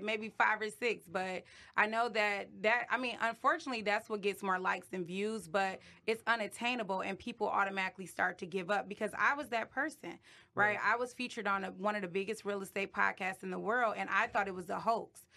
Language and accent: English; Detroit, Michigan, United States; I'm from Detroit